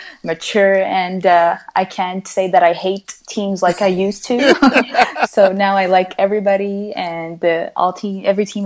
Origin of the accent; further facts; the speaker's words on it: Montreal, Quebec, Canada; moved away as an adult; now in Norway; I'm born and raised in Montreal.